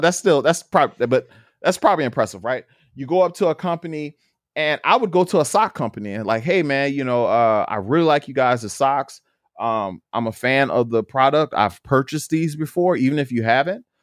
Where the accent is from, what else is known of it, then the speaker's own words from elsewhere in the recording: New Orleans, Louisiana, United States; I grew up in New Orleans, Louisiana, very rough neighborhood.